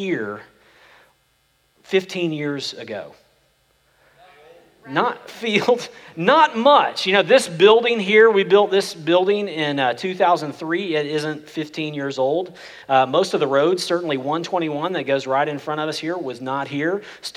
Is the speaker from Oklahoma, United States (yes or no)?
yes; Oklahoma, United States; now in Frisco/McKinney area, Texas, United States; I grew up in Oklahoma, and we drive back to where I grew up